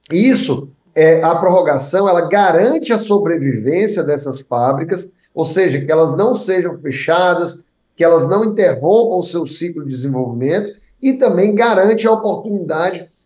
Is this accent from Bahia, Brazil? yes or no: no; Ceará, Brazil; Esses incentivos são muito importantes aqui para nós do Nordeste. Eu sou cearense, estou aqui no meu estado no momento